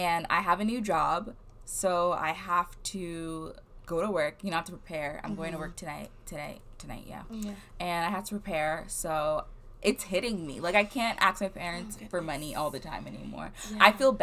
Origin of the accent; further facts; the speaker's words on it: New Jersey, United States; moved away; I'm from New Jersey